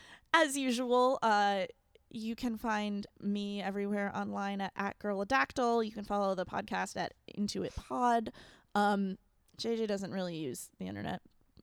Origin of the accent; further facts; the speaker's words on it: New England, United States; I'm from New England.